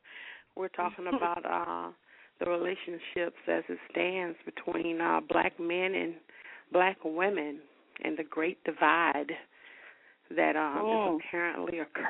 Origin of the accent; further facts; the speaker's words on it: Selma, Alabama, United States; when I was coming up in Selma